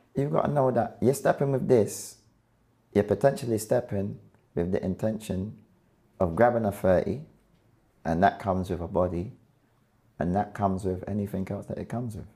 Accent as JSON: {"language": "English", "region": "London", "country": "United Kingdom", "tie": "born or raised there", "also_born_or_lived": "Clapham", "said": "raised in between Brixton and Clapham"}